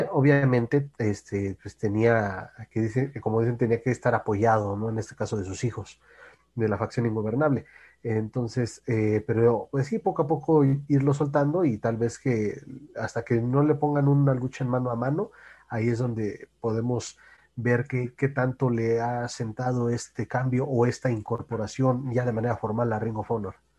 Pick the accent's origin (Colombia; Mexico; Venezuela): Mexico; Como mexicano